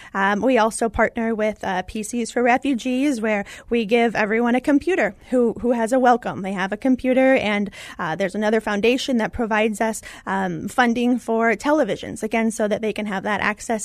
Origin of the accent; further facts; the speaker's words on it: Indiana, United States; I was born in Indiana